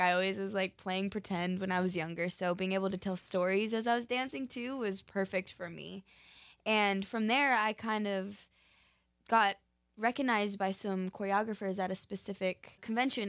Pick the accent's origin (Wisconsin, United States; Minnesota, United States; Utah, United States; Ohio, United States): Utah, United States; Park City; now in Los Angeles, United States; I'm originally from Park City, Utah, and my family actually all still lives there